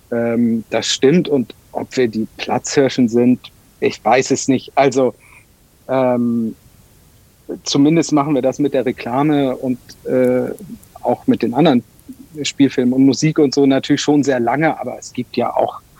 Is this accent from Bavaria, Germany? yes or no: yes; Munich, Bavaria, Germany; ich als Münchner habe das, hab das gerade gesagt